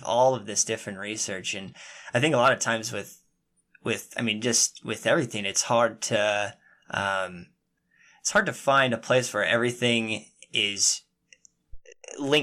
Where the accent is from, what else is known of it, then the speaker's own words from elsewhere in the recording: Utah, United States; I was born and raised in Utah.